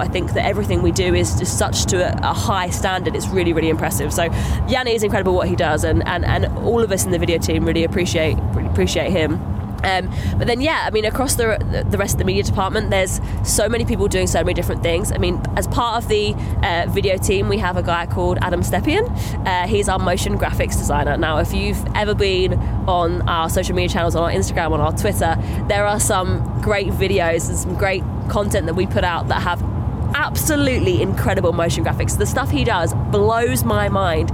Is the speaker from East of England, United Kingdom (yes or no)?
yes; Essex, East of England, United Kingdom; I'm from Essex originally. I'm from the southeast